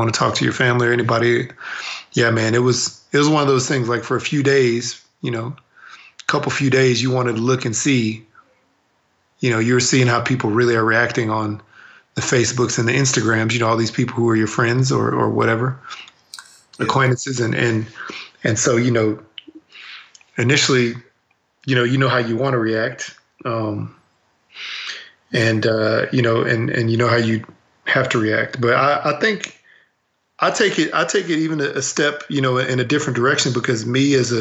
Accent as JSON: {"language": "English", "region": "Texas", "country": "United States", "tie": "born or raised there", "said": "growing up in Texas"}